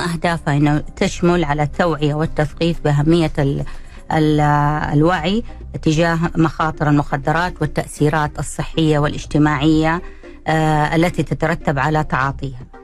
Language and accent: Arabic; Saudi Arabia; عندنا في بلدنا السعوديه